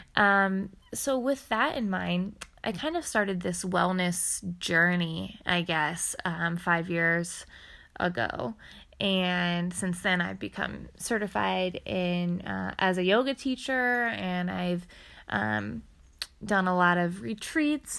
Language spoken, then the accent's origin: English; Ohio, United States; moved away as an adult; also born or lived in New York City; I am from Ohio, but I lived for the past five years in New York City.